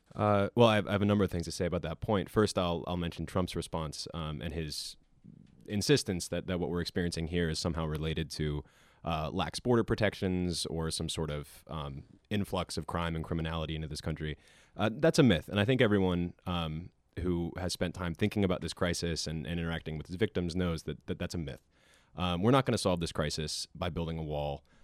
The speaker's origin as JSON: {"language": "English", "town": "Williamsport", "region": "Pennsylvania", "country": "United States", "tie": "born or raised there", "moved": "yes", "said": "I'm from Williamsport"}